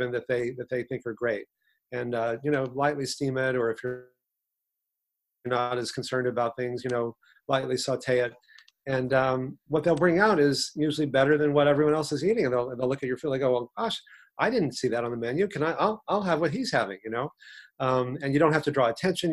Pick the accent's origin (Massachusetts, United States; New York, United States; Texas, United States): Texas, United States; 40 years ago, when I grew up in Texas